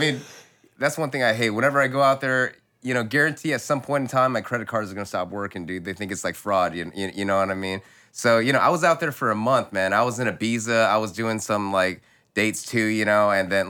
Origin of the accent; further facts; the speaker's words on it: United States; I'm Chinese American